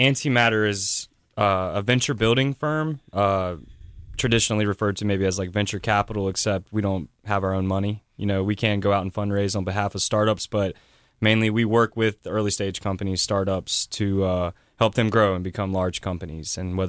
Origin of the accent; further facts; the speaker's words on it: West Columbia, South Carolina, United States; I was born in West Columbia, South Carolina.